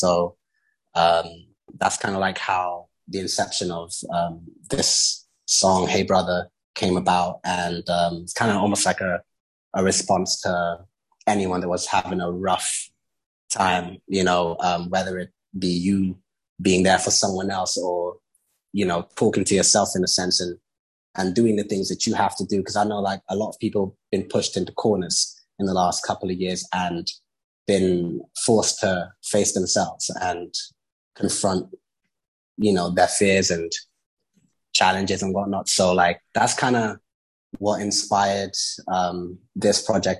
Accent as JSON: {"language": "English", "region": "London", "country": "United Kingdom", "also_born_or_lived": "Lagos, Nigeria / Brazil / United States", "said": "I'm from London, you know, if anybody wants to know."}